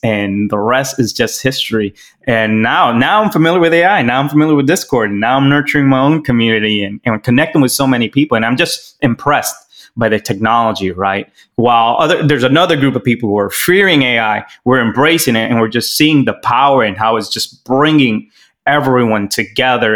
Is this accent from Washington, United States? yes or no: no; Miami, Florida, United States; also born or lived in Los Angeles; I'm from Miami, Florida, born in LA, practically raised in Miami